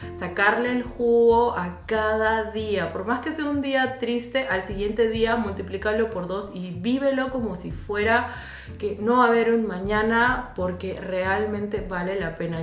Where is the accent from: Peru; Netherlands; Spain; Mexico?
Peru; moved away as an adult; now in Germany; sí extraño mi patria